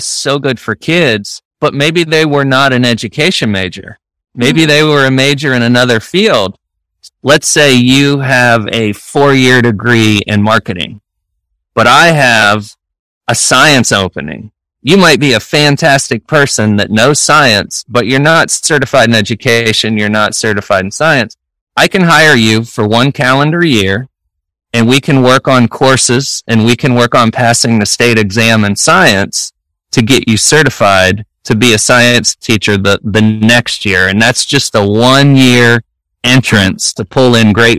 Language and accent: English; Northeastern Ohio, United States; now in Florida, United States; I grew up in Northeastern Ohio, a very rural area, small school